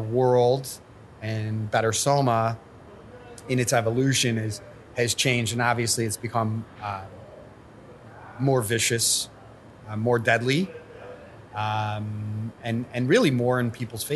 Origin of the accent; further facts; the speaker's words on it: Cleveland, Ohio, United States; moved away as an adult; also born or lived in Lawrence, Kansas; now in San Francisco, United States; I was from Cleveland, or I am from Cleveland